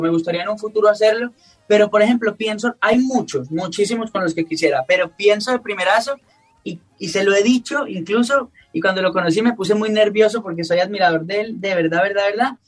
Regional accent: Colombia; a mí como colombiano me llena de orgullo

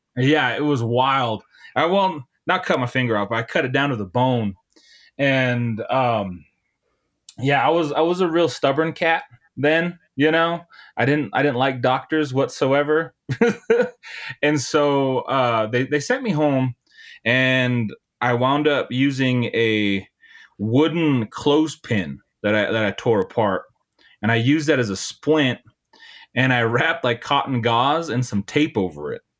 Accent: Montana, United States; moved away as an adult; also born or lived in Nebraska; now in Bozeman, Montana, United States; I'm from Montana. And after I, uh, graduated high school, I moved down to, uh, a rural town in Nebraska

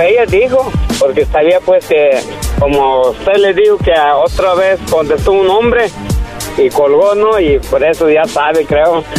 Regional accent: Michoacán, Mexico; now in United States; en Michoacán me esperan, mi pueblo

